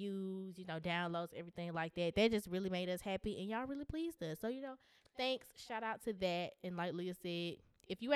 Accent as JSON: {"language": "English", "town": "Grant", "country": "United States", "said": "I'm from Grant, both of us are from, you know, a country place."}